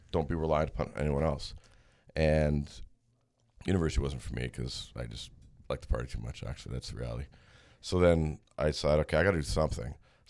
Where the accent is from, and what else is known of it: Mississauga, Ontario, Canada; born or raised there